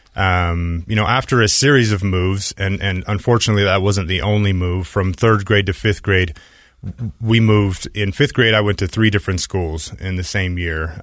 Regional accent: Utah, United States; I grew up here in Utah

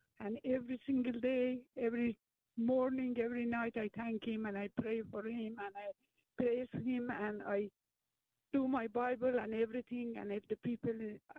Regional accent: Iran; English is a second language; moved away as an adult; now in Warrenton, Virginia, United States; I am from Iran.

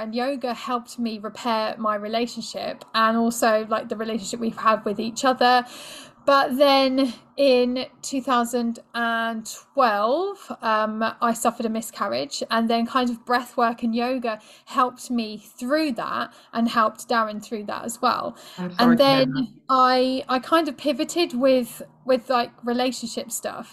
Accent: United Kingdom; being British

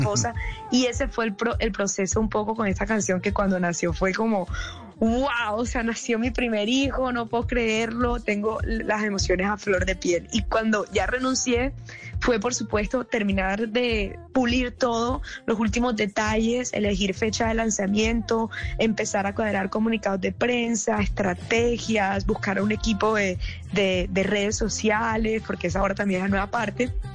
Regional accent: Barranquilla, Atlántico, Colombia; yo soy barranquillera

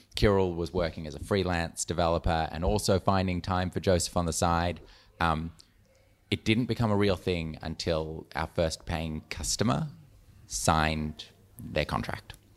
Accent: Melbourne, Victoria, Australia; I am Melbourne, born and raised

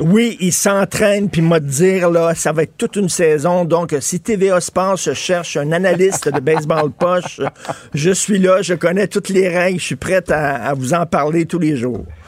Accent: Montreal, Quebec, Canada; en tant que Montréalais

